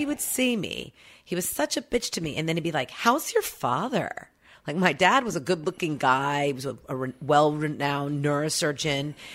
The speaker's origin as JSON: {"language": "English", "town": "Oklahoma City", "region": "Oklahoma", "country": "United States", "tie": "born or raised there", "accent": "Okie", "moved": "yes"}